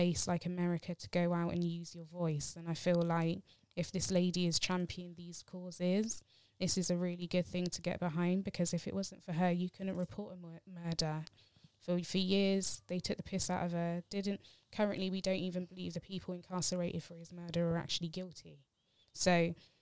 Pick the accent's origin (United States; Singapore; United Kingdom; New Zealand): United Kingdom; This is our identity as Brits.